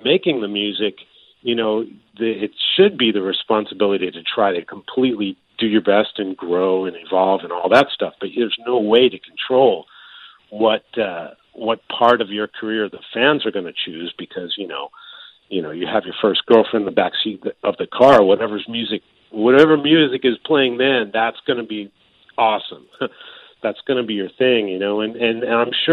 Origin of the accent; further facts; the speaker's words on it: Maryland, United States; now in Japan; I grew up in Maryland, and it's right on the border of the North and South